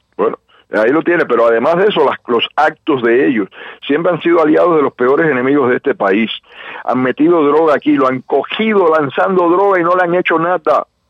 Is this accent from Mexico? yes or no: no; Cuba; now in United States; ahí voy a estar luchando por ver a Cuba libre